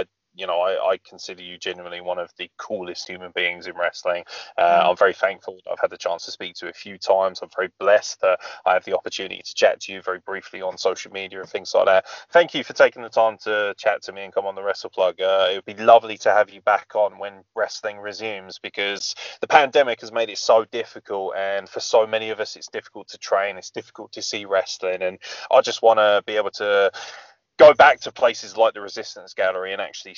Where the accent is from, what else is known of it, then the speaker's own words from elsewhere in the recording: England, United Kingdom; us who live in England